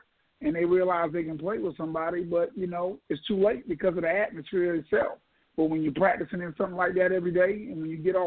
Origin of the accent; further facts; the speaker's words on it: Sumter, South Carolina, United States; I was born and raised in Sumter